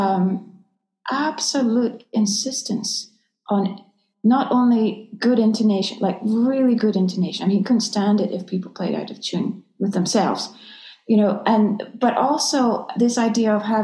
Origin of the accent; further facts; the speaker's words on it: Scotland, United Kingdom; moved away; also born or lived in London; I grew up in Scotland